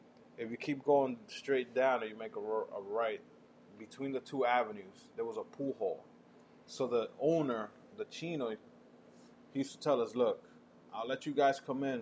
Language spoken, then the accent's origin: English; New York City, New York, United States; So I grew up in New York. People, if you listen to the podcast, I grew up in New York. I went to Washington Irving High School, which is down by Union Square.